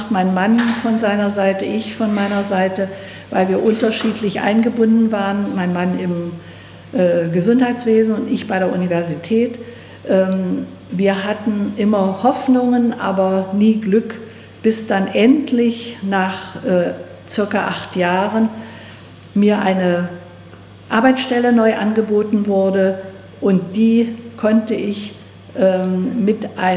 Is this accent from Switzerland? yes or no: no; Wettin, Saxony-Anhalt, Germany; Ich stamme oder komme ja aus Wettin und da konnte zum Beispiel äh, die ähm, ähm Hausärztin beim Fleischer vorne angehen